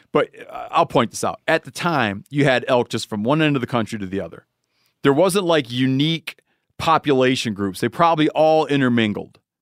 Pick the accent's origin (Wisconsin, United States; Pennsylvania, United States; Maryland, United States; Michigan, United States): Michigan, United States; born or raised there